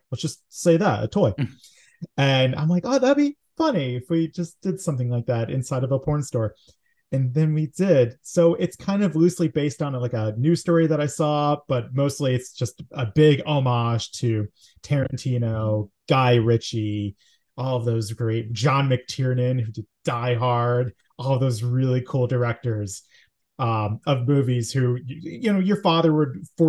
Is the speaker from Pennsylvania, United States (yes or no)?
yes; Scranton, Pennsylvania, United States; moved away as an adult; I'm from Scranton, Pennsylvania, born and raised for, I lived there for 26 years and I got the hell out. But I miss it. I love Scranton, Pennsylvania.